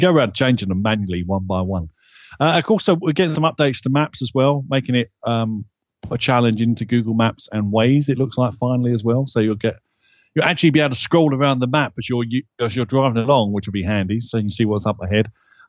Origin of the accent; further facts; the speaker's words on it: United Kingdom; because I'm British. what do you think I'm gonna say?